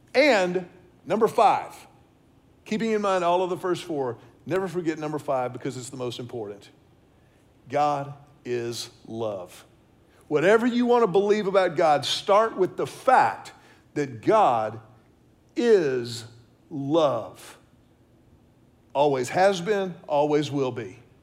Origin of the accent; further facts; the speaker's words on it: Houston, Texas, United States; now in Austin, United States; I grew up in Houston, I've lived in Austin now for the better part of what, 24 years or so